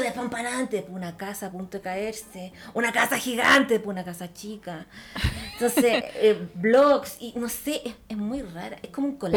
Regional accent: Santiago, Santiago Metropolitan Region, Chile; also born or lived in Ñuñoa; Yo vivo en Macul. Yo no nací en Macul, pero desde los ocho años vivo en Macul.

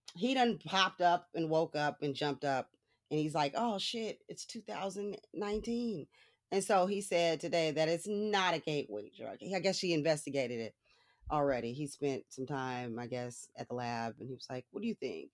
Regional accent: Los Angeles, California, United States; I was born in Hollywood

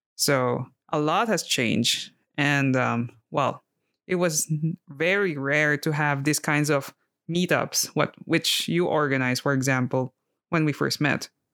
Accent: Philippines; moved away as an adult; also born or lived in France / Poland; now in Italy; growing up in the Philippines, I had a lot of exposure with different languages

